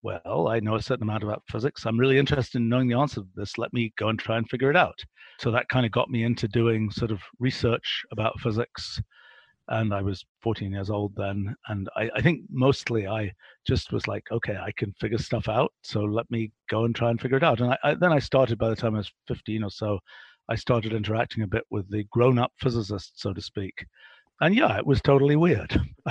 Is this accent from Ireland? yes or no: no; England, United Kingdom; I was a kid growing up in England in the 1960s